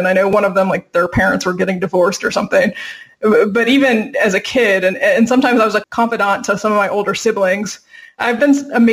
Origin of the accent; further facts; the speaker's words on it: Virginia Beach, Virginia, United States; moved away as an adult; now in California, United States; I'm originally from Virginia Beach, Tidewater area of Virginia